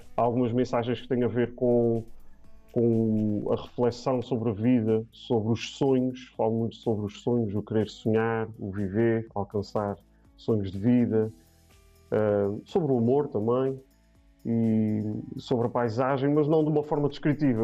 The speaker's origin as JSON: {"language": "Portuguese", "area": "Terceira Island", "region": "Azores", "country": "Portugal", "also_born_or_lived": "Setúbal", "moved": "as an adult", "said": "sou da Ilha Terceira"}